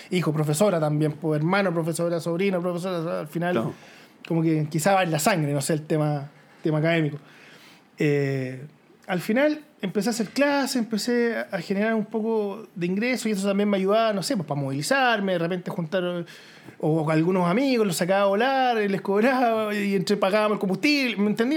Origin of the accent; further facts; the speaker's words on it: near Curacaví, Santiago Metropolitan Region, Chile; yo crecí eh, cerca de Curacaví, al interior, ¿cierto? Campo